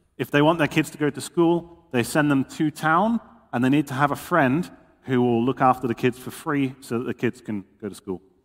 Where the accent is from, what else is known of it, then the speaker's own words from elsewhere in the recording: England, United Kingdom; Dutch is a second language; moved away as an adult; now in Papua New Guinea; ik kom uit Engeland. Je kunt het wel horen, denk ik